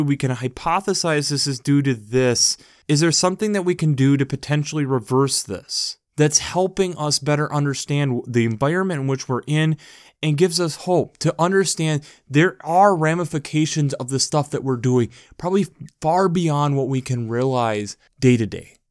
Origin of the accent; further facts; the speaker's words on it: United States; especially as an American